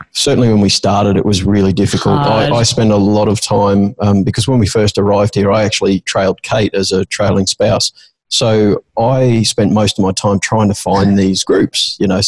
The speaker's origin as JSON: {"language": "English", "country": "Australia", "tie": "born or raised there", "moved": "as an adult", "lives_now": "Singapore", "said": "we grew up in Australia"}